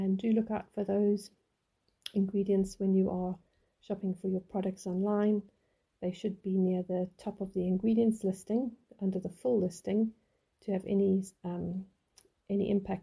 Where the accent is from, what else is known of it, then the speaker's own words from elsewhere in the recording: South Africa; we grew up in South Africa